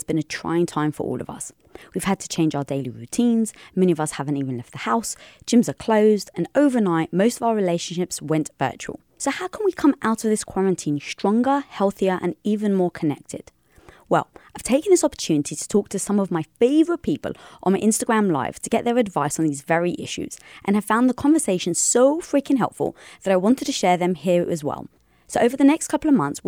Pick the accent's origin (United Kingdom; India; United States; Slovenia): United Kingdom; London; I'm Greek from London